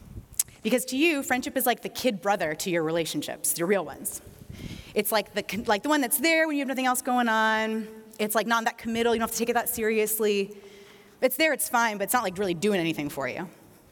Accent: East Coast, United States; I grew up on the East Coast. My family moved around a lot.

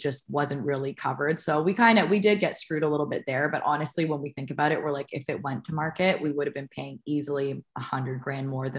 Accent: Toronto, Ontario, Canada; now in United States; we're both from Toronto and the greater Toronto area

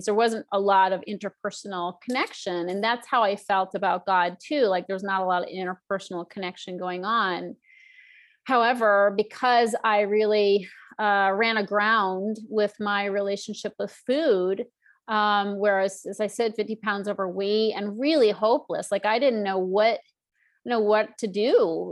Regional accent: Northeast, United States; I grew up in the Northeast and it was very stodgy

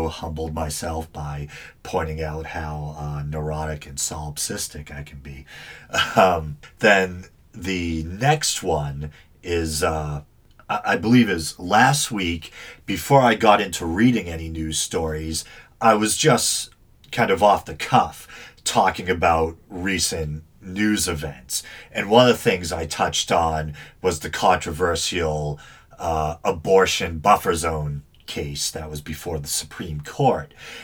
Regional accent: Massachusetts, United States; I'm from Massachusetts, where the author was born and where the book takes place

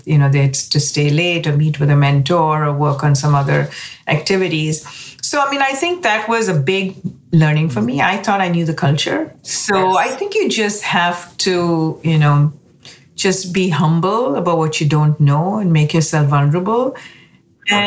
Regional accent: India; moved away as an adult; now in United States; I grew up in India, you know, came to the United States to go to graduate school.

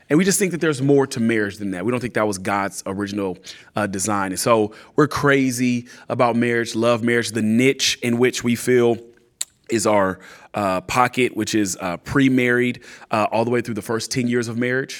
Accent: California, United States; moved away as an adult; also born or lived in Atlanta, Georgia; now in San Antonio, United States; we're from California

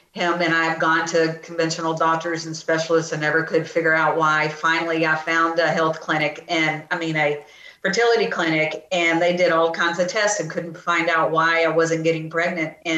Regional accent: The Woodlands, Texas, United States; also born or lived in Dallas, Texas; now in Sealy, United States; I grew up in the Woodlands

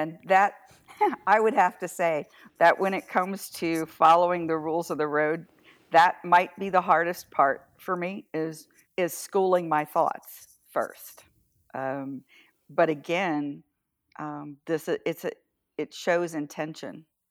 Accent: Atlantic coast of the US, the South, United States; also born or lived in Washington State / Iowa; now in Northern California, United States; I was raised on the Atlantic Ocean side of the country, a couple of miles from the ocean

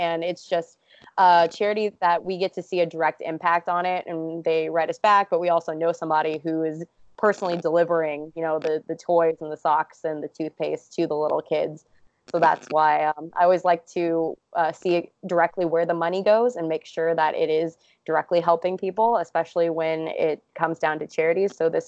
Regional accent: Los Angeles, California, United States; Oh man, there's a really good joke that people that live on the coasts, and I'm from Los Angeles, say that anything that's between New York and California is just considered the Midwest.

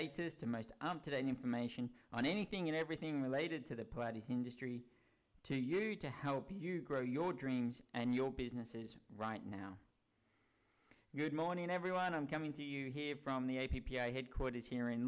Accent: Melbourne, Victoria, Australia; now in United Kingdom; my home country of Australia and my home state of Melbourne in Victoria

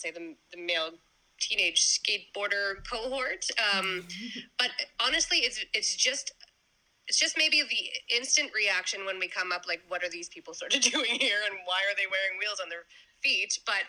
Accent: Toronto, Ontario, Canada; I'm from Ontario, Toronto, Ontario.

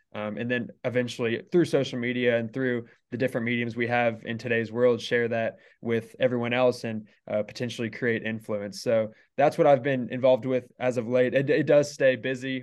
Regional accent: Carrollton, Texas, United States; moved away as an adult; now in Lubbock, United States; originally, I am from the Dallas area, so just north, uh, Carrollton

